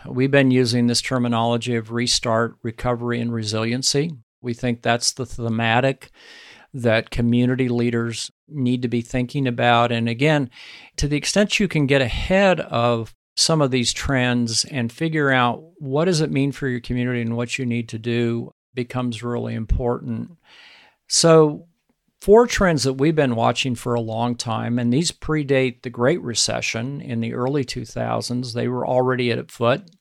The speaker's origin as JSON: {"language": "English", "area": "Sand Hills", "region": "central Nebraska", "country": "United States", "tie": "born or raised there", "said": "my home country and the ranching country of central Nebraska called the Sand Hills"}